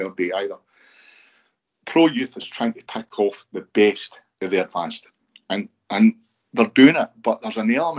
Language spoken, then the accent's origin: English; Broxburn, Scotland, United Kingdom; now in Bathgate, United Kingdom; I grew up in Broxton, and Broxton was full of superstars.